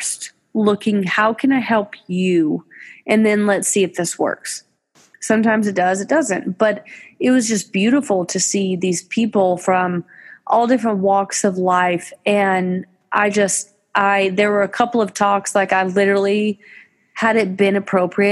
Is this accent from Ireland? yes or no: no; Fort Worth, Texas, United States; I'm from Fort Worth.